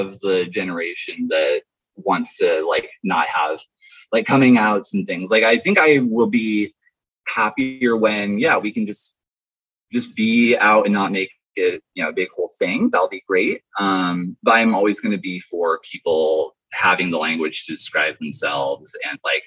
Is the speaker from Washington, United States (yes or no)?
yes; Vancouver, Washington, United States; now in Portland, United States; I grew up in Vancouver